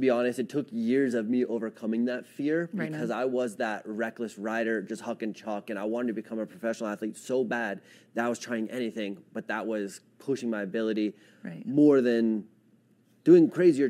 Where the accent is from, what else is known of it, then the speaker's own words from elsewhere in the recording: Edwards, Colorado, United States; I was born and raised in Edwards